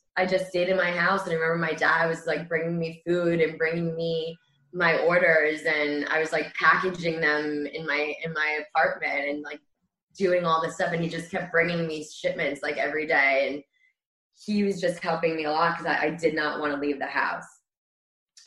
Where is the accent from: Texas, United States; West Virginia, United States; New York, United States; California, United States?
New York, United States; Great Neck; I grew up in Great Neck and the fire department was one that I knew from a little girl